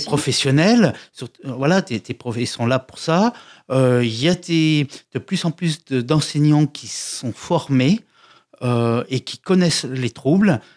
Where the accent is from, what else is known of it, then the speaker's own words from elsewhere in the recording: Lyon, Auvergne-Rhône-Alpes, France; je suis euh, de Lyon